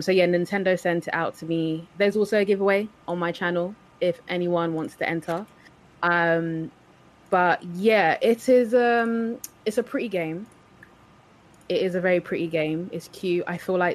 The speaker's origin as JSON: {"language": "English", "region": "London", "country": "United Kingdom", "said": "I'm from London, if you can't tell by my accent."}